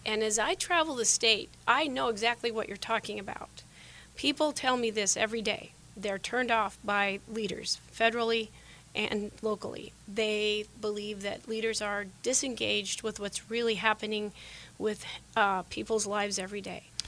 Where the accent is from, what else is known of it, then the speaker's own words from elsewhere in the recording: Sheridan, Wyoming, United States; moved away as an adult; now in Arizona, United States; Those are the values I grew up with in Sheridan, Wyoming. I've been in Arizona for 28 years